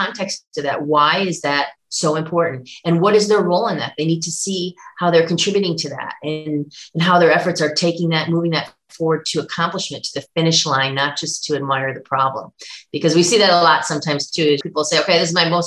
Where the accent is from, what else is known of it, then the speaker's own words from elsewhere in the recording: Buffalo, New York, United States; I grew up in Buffalo